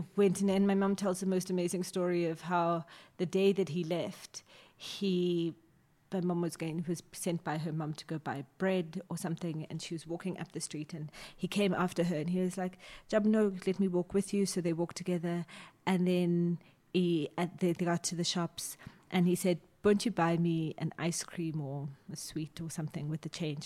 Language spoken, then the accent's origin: English; Johannesburg, Gauteng, South Africa; also born or lived in Sebokeng; I'm born and bred in Johannesburg